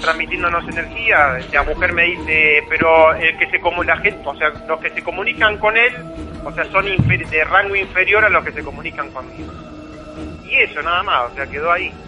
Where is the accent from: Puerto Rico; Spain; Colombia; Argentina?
Argentina; Bernal, Buenos Aires Province; moved away; yo soy de Bernal, o sea, vine acá en el año 84